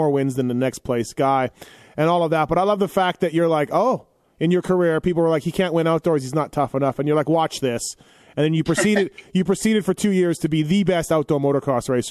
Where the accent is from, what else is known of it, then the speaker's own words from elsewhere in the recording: Winnipeg, Manitoba, Canada; from Winnipeg, Canada